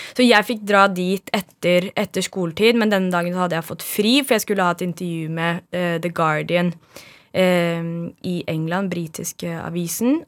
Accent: Oslo, Norway; also born or lived in Bjerke, Oslo; Jeg er født på Bjerke på Linderud i Bjerke bydel, og så flyttet vi til Høybråten da jeg var ett eller to år gammel. Og så har jeg vokst opp i samme samme firemannsboligen siden.

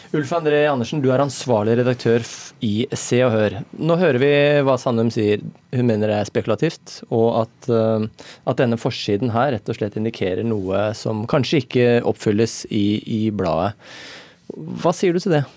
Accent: Norway; ute på Sigrud, der jeg er fra

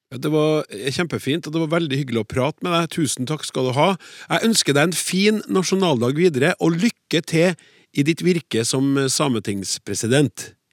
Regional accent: Norway; first language Norwegian; som nordmenn flest, med norsk som hovedmål

